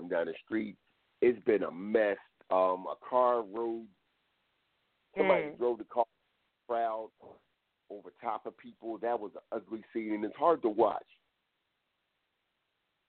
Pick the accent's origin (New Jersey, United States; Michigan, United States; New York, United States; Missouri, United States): New Jersey, United States; I was born in New Jersey, so I'm not from down south